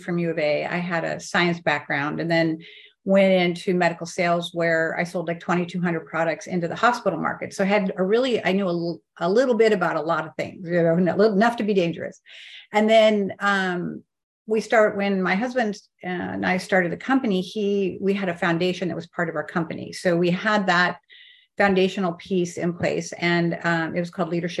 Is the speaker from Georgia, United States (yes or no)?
no; Eastern Washington, United States; moved away; also born or lived in Arizona; I grew up in Eastern Washington